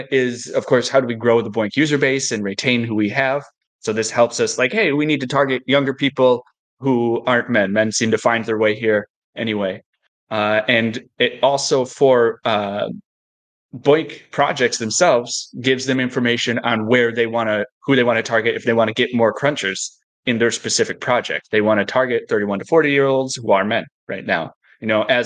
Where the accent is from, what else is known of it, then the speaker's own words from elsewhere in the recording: United States; as an American